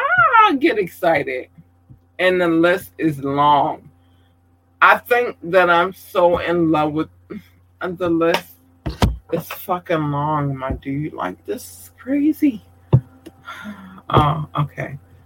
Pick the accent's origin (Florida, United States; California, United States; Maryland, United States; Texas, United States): Maryland, United States; Thank you, Maryland. I love every bit about you. I do. I thank my home state.